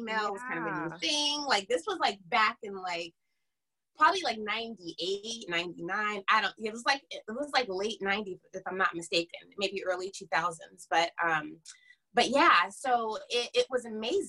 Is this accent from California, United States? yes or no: yes; Fairfield, California, United States; moved away as an adult; also born or lived in Sacramento, California; now in Los Angeles, United States; I am originally from Northern California, right outside of Napa Valley. A small town called Fairfield